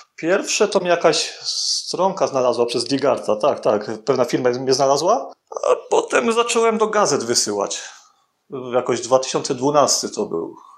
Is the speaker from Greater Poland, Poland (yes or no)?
no; Bielsko-Biała, Silesian Voivodeship, Poland; now in Tarnów, Poland; pochodzę z Bielska Białej, ogólnie mieszkam w Tarnowie